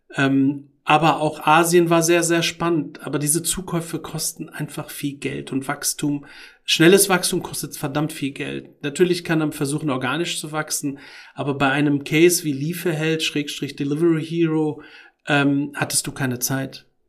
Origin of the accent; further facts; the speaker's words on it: Morocco; moved away; also born or lived in Tangier, Morocco; Und ich bin noch in Marokko geboren und habe auch meine Kindheitsträume dort